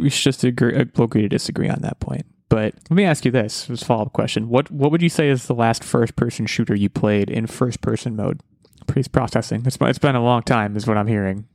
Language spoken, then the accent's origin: English; United States; I'm American